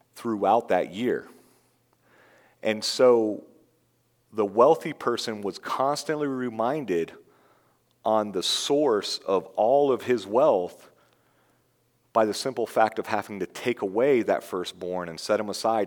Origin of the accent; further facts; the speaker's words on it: Florida, United States; I'm from Florida.